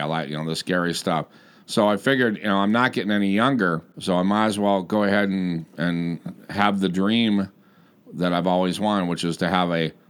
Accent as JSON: {"language": "English", "town": "Las Vegas", "region": "Nevada", "country": "United States", "said": "I come from Las Vegas."}